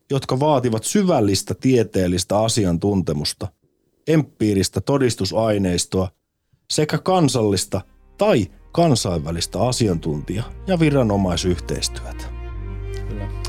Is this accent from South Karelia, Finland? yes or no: yes; Lappeenranta, South Karelia, Finland; mä oon niin. Lappeenrannasta.